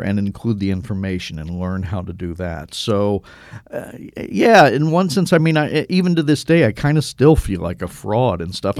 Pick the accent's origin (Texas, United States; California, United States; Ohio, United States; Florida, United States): Ohio, United States; Cincinnati; I grew up in Cincinnati, Ohio